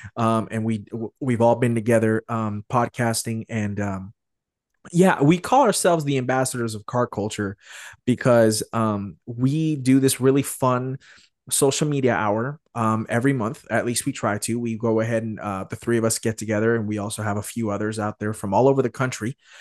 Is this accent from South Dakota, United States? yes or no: no; Arizona, United States; born or raised there